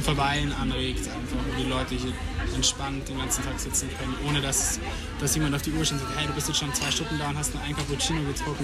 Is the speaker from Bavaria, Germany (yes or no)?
yes; Regensburg, Bavaria, Germany; ich bin ja aus Regensburg, mein Vater ist auch Großgastronom